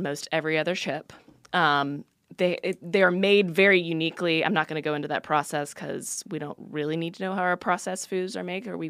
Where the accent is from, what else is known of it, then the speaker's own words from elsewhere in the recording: Texas, United States; You're from Texas. I'm from Texas.